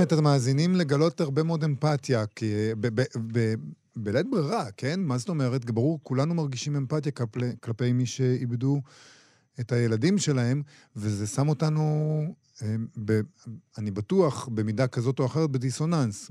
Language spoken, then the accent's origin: Hebrew; Israel; אנחנו ישראלים, משוררים ישראלים גם